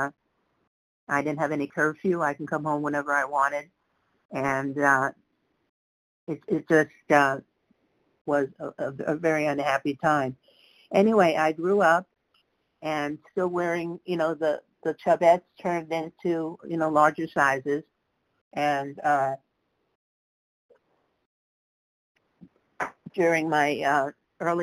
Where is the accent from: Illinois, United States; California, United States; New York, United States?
New York, United States; New York City; I grew up in the Bronx